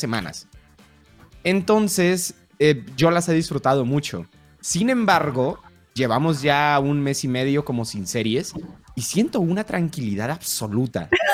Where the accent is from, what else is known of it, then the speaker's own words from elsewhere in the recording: Colombia; now in Mexico; soy de Colombia, vivo en México.